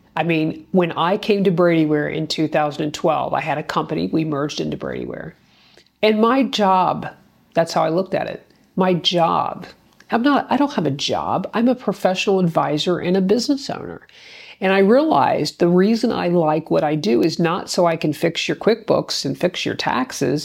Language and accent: English; Gahanna, Ohio, United States; city council in my hometown of Gahanna, Ohio